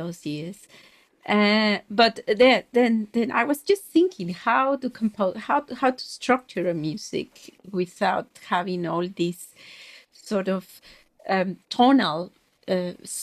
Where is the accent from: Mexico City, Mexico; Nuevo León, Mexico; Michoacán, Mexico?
Mexico City, Mexico; moved away as an adult; also born or lived in Tehuacán, Puebla, Mexico / London, United Kingdom; In Mexico. I grew up in Mexico City